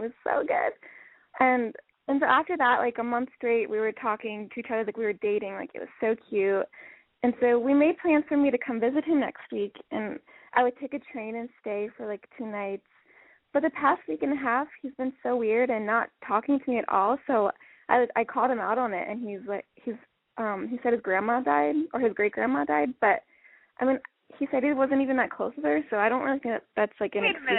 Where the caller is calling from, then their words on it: Portland, United States; Hi, Lexi. … I'm 22, and I'm from Portland.